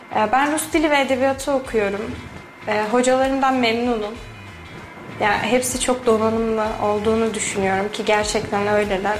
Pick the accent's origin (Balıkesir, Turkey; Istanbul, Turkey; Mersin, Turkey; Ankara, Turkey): Balıkesir, Turkey; moved away as an adult; now in Kayseri, Turkey